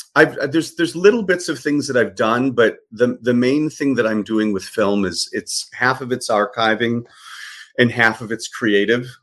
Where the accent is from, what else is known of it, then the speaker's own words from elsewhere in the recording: Chicago, Illinois, United States; moved away as an adult; also born or lived in Michigan; now in Los Angeles, United States; I was born and raised uh, on the south side of Chicago